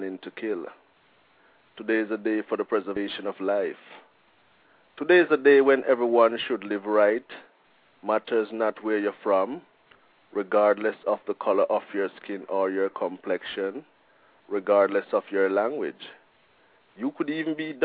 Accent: Jamaica; now in Portland, United States; I'm a Jamaican

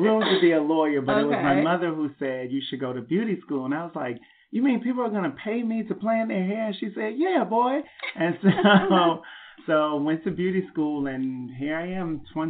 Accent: Washington, District of Columbia, United States; moved away as an adult; now in New York City, United States; Okay, I'm a native of Washington, D.C. I've been here in New York for about 16 years now, so I guess I'm a New Yorker.

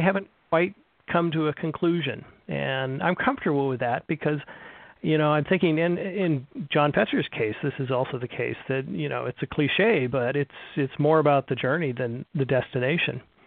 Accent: California, United States; moved away as an adult; now in Kalamazoo, United States; I was born and raised in California

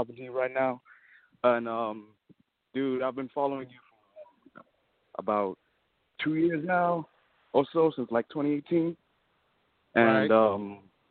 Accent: Kenya; now in United States; I'm from East Africa. I'm from Kenya, and our tribes were nations pretty much

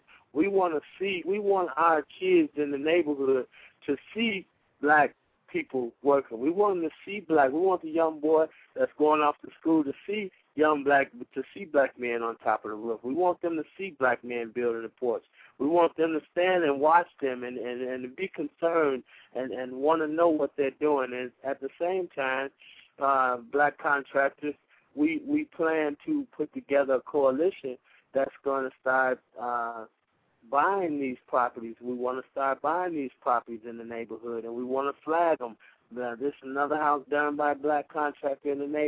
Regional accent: Chicago, Illinois, United States; also born or lived in Mound Bayou, Mississippi; I was born in Chicago, but by way of Mount Bayou, Mississippi

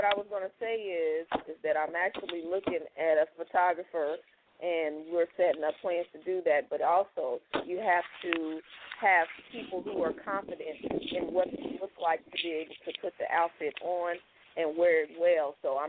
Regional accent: Indianapolis, Indiana, United States

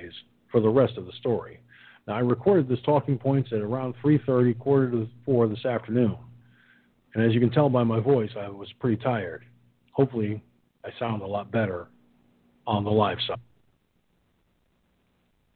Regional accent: Peekskill, New York, United States; my hometown of Peekskill, New York

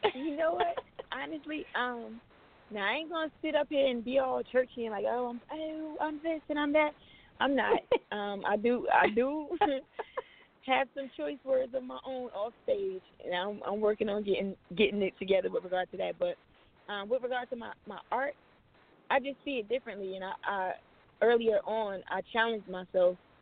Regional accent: New Jersey, United States; moved away as an adult; now in Los Angeles, United States; I'm from New Jersey, and I decided to head out

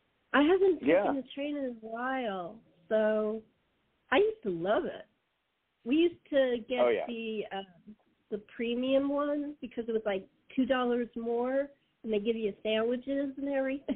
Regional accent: Los Angeles, California, United States; moved away as an adult; now in San Diego, United States; Well, actually, that's my hometown. I was brought up in L.A., so I moved here after my dad died, so my mom and I could be close to my brother.

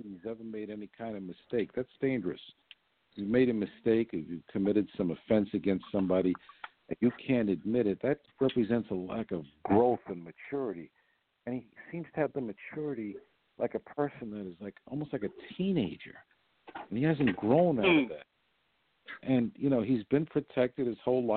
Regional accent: New York, United States; I'm from New York

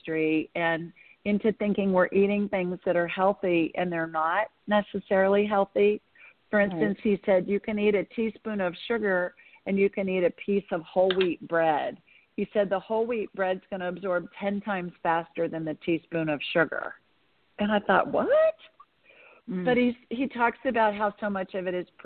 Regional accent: Columbus, Ohio, United States; moved away; I grew up in Columbus

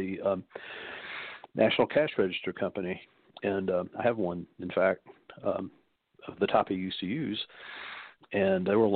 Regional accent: Knoxville, Tennessee, United States; being born a Southerner in my particular family

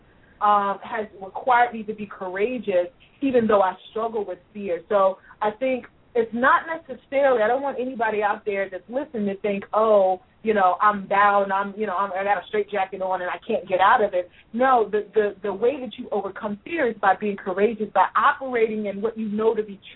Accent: Louisville, Kentucky, United States; I'm from Louisville, Kentucky

